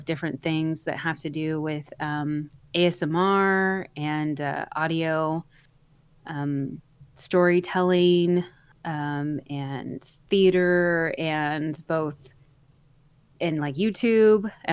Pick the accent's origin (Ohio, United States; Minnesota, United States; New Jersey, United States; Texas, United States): Texas, United States; North Central; I was born been raised in North Central Texas in a very, very small town